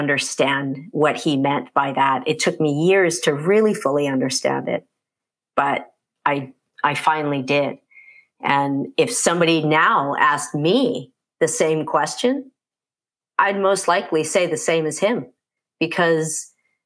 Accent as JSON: {"language": "English", "country": "United States", "tie": "born or raised there", "also_born_or_lived": "California", "moved": "as an adult", "lives_now": "Canada", "said": "I grew up in the States, and moved to Canada"}